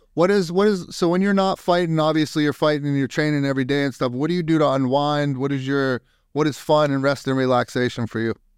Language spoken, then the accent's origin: English; Youngstown, Ohio, United States; now in Texas, United States; I'm from up north. I'm from Young, Youngstown, Ohio